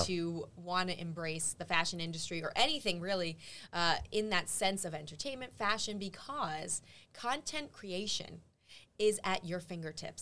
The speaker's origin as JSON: {"language": "English", "region": "New York", "country": "United States", "said": "as a New Yorker"}